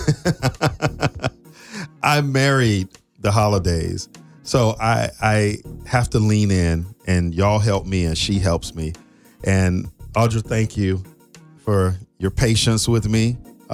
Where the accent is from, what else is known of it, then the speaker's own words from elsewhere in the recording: South Florida, United States; I grew up in South Florida, and it's not cold in South Florida